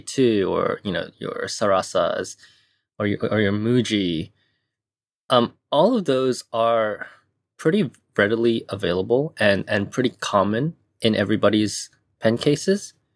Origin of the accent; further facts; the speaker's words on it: Hong Kong; also born or lived in Taiwan / United States / Japan; now in Tokyo, Japan; I was born in Taiwan, but I was raised in Hong Kong.